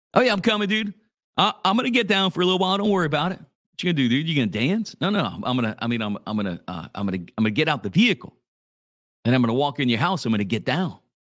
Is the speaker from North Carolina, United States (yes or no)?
no; Church Point, Louisiana, United States; my hometown of Church Point, where I'm coming to you right now live from